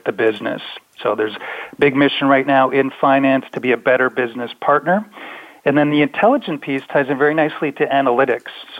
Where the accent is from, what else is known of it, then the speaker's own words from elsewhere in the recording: Canada; being a Canadian